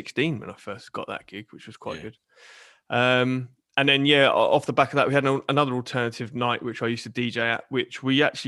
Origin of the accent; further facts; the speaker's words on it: Portsmouth, South East England, United Kingdom; I'm born and raised in Portsmouth